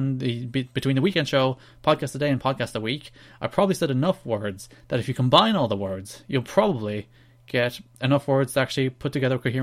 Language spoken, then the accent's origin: English; Ireland; I'm Irish